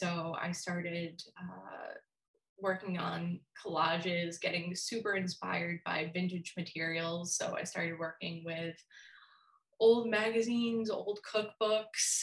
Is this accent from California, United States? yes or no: no; Brockton, Massachusetts, United States; moved away as an adult; now in Minnesota, United States; I'm originally from Brockton, Mass. And it's kind of how people describe it as like a inner city. It's a gigantic high school.